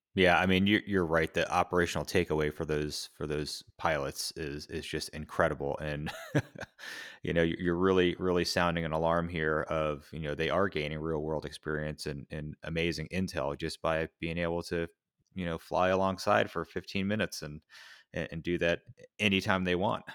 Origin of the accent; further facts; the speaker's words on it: United States; as an American